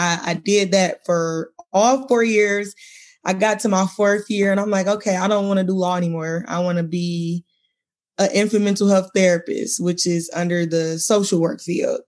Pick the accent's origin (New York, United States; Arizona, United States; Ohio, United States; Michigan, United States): Michigan, United States; Detroit; I'm from Michigan, born and raised in Detroit